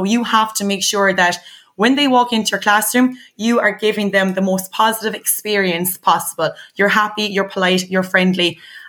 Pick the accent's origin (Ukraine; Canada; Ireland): Ireland; our culture here in Ireland